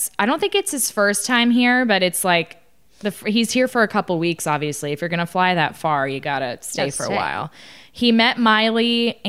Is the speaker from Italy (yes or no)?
yes; Italy; We've been to Florence and Rome. And that's it. I have so many places in my home country to go to.